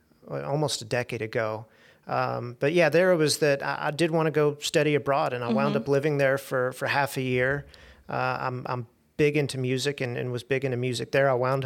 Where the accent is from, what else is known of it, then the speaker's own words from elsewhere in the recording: Little Rock, Arkansas, United States; So I was born and raised in Little Rock, and I'm fortunate.